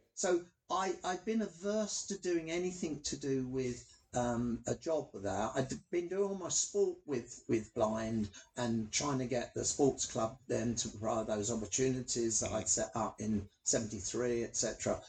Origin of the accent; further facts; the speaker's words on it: London, United Kingdom; I'm a Londoner through and through, hackney boy